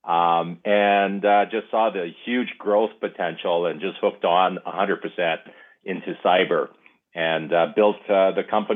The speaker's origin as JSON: {"language": "English", "region": "Ontario", "country": "Canada", "tie": "born or raised there", "said": "I grew up in Ontario"}